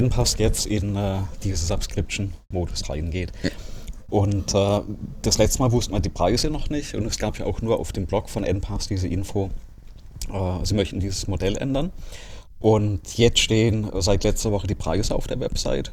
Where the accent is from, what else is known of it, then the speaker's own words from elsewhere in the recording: Germany; bei uns in Deutschland